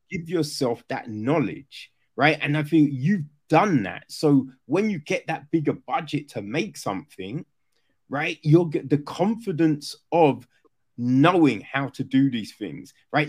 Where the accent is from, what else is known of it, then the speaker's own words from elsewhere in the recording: Orpington, London, United Kingdom; so I grew up in Kent, right? Grew up in Orpington